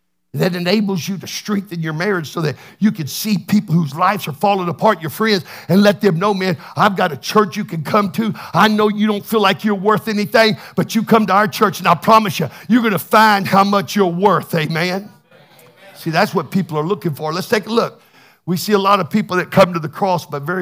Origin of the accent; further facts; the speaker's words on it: Texas, United States; I'm from Texas